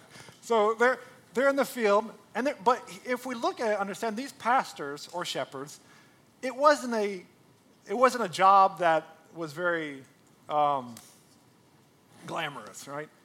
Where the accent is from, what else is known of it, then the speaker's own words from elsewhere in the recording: United States; we're Americans, right? Like, I'm an American